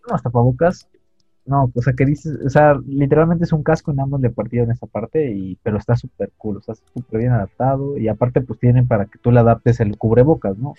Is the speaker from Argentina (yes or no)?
no; Mexico; como mexicanos